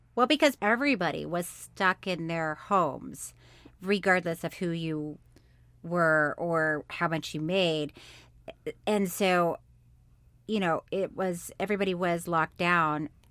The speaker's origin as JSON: {"language": "English", "town": "Orlando", "region": "Florida", "country": "United States", "tie": "born or raised there", "moved": "yes", "said": "I'm from Florida, and I lived in Orlando for a long time, and when people would ask me where I, I was from, I'd say here"}